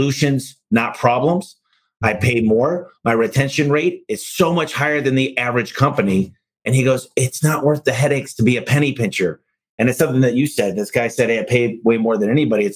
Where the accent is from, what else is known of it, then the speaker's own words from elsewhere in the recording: Michigan, United States; I'm from Michigan